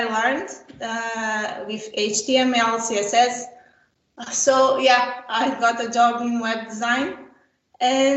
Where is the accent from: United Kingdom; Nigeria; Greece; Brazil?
Brazil; I was born in Brazil